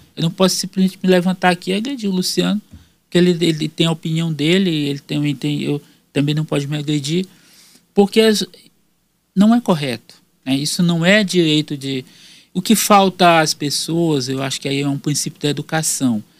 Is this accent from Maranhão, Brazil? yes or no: yes; Maranhão, Brazil; moved away as an adult; also born or lived in Piauí; now in Teresina, Brazil; eu sou maranhense piauiense, né? Porque minha família é daqui, eu nasci no Maranhão, me formei na Universidade Federal do Maranhão